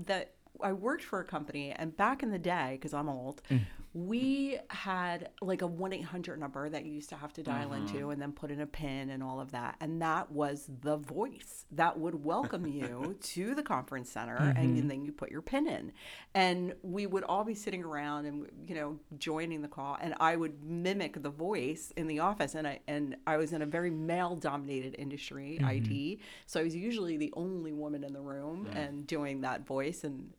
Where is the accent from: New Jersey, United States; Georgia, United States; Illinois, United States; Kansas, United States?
New Jersey, United States; So I grew up in New Jersey, but I worked in New York for about 25 years.